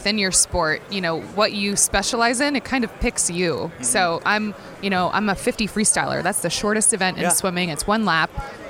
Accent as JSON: {"language": "English", "region": "upstate New York", "country": "United States", "tie": "born or raised there", "said": "I started swimming when I was a little kid in upstate New York"}